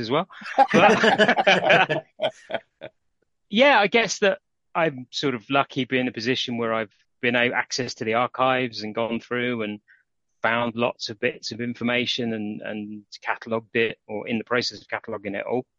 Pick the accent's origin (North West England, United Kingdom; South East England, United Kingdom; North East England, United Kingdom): South East England, United Kingdom; Aston Clinton; also born or lived in London; now in Aylesbury, United Kingdom; we moved up from London to a village called Aston Clinton